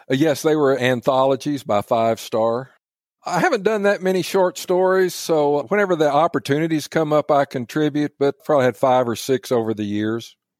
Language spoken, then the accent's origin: English; Midland, Texas, United States; growing up in West Texas